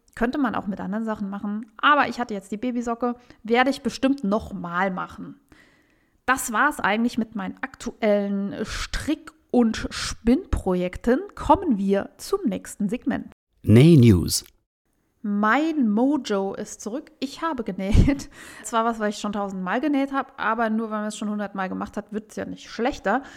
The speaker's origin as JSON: {"language": "German", "town": "Saarbrücken", "region": "Saarland", "country": "Germany", "tie": "born or raised there", "said": "in meiner Heimatstadt Saarbrücken"}